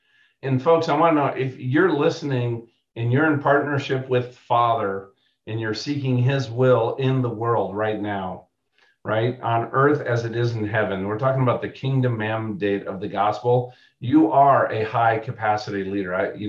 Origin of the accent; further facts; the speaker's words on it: Alabama, United States; I was down there from Alabama.